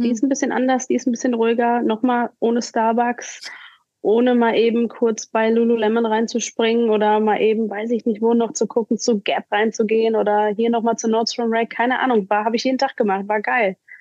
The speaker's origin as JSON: {"language": "German", "town": "Hagen", "region": "North Rhine-Westphalia", "country": "Germany", "also_born_or_lived": "Cleveland, Ohio, United States", "moved": "as an adult", "said": "hier bei uns in Hagen"}